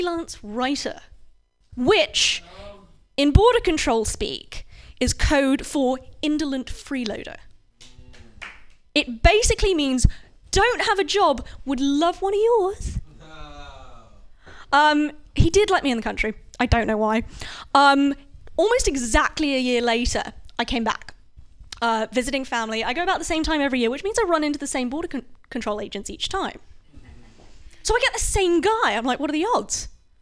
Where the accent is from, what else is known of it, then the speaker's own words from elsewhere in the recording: United Kingdom; now in San Francisco, United States; I am myself... British.